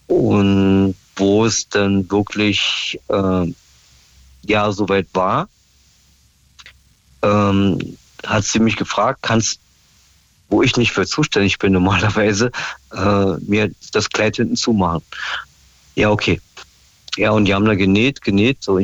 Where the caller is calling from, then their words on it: Stendal, Saxony-Anhalt, Germany; Ja, ja, klar, aus Stendal, ja.